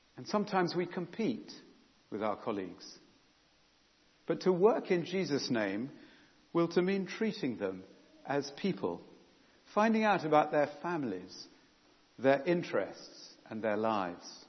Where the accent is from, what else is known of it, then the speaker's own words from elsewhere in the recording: England, United Kingdom; own up to being English